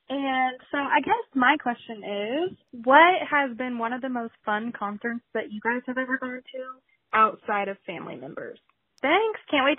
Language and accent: English; Kansas, United States; I'm from Kansas.